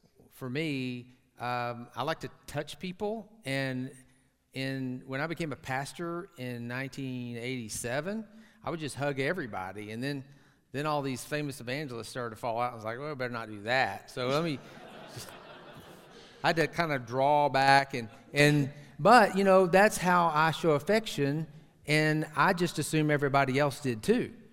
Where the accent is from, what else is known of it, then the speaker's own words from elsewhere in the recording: Tyler, Texas, United States; Tyler, my hometown, rose capital of the entire universe